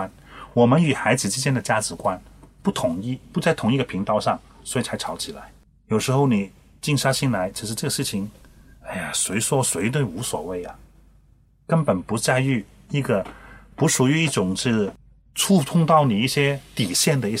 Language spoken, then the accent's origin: Chinese; China; 往往我们中国人不认真。